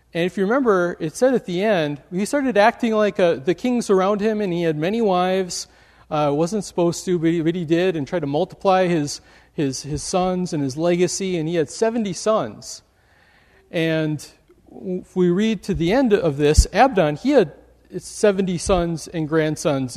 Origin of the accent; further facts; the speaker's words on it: Wisconsin, United States; now in Michigan, United States; I grew up in Wisconsin